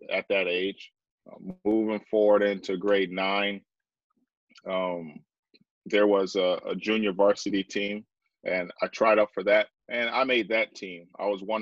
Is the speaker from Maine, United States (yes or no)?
no; Detroit, Michigan, United States; moved away as an adult; also born or lived in Vancouver, Canada; I grew up in Detroit, Michigan